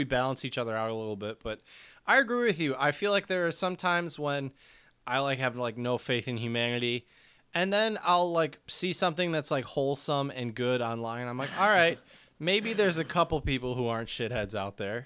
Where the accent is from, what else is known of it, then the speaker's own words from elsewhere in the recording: United States; we Americans